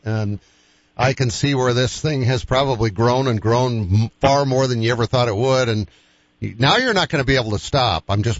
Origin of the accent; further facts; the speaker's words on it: Boston, Massachusetts, United States; now in Sioux Falls, United States; I say, well, I live in Sioux Falls. I'm from Sioux Falls. Mm-hmm. I grew up in Boston, but I live in Sioux Falls because I've been here for 45 years, believe it or not, in September.